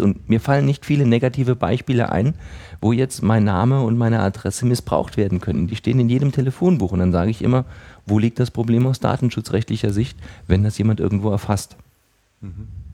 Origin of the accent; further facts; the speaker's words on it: Saarland, Germany; bei uns im Saarland